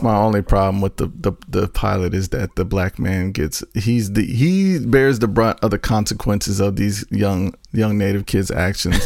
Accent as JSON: {"language": "English", "region": "North Carolina", "country": "United States", "said": "I'm from North Carolina."}